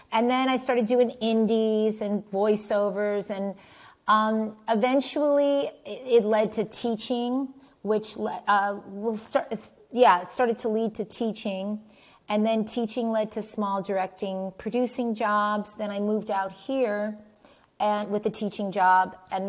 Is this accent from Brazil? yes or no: no; Montclair, New Jersey, United States; also born or lived in New York City; when I was growing up. And, you know, it was in Montclair, New Jersey